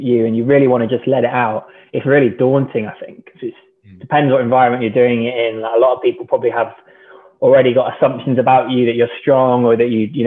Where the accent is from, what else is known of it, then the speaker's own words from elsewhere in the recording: Cornwall, South West England, United Kingdom; Growing up in Cornwall